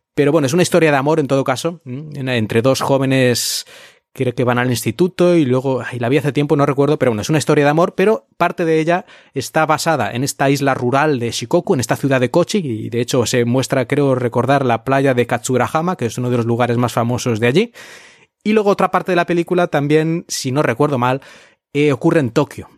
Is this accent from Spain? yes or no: yes; Spain; also born or lived in Japan; now in China; en España hemos tenido